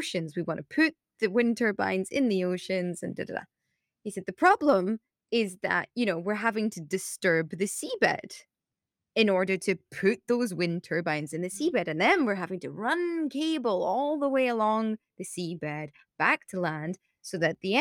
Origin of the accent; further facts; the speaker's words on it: United Kingdom; I have the naivety and the good fortune of being British.